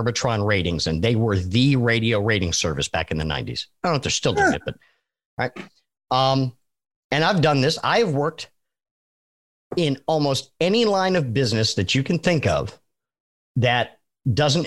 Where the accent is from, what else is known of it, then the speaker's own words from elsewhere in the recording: New England, United States; I learned how to drive in New England